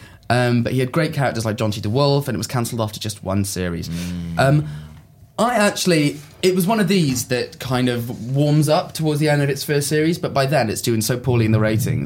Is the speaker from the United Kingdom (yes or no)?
yes; Swansea, Wales, United Kingdom; born there; I was born in Swansea.